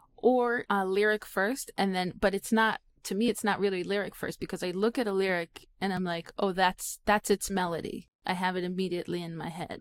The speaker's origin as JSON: {"language": "English", "country": "Israel", "said": "I'm Israeli"}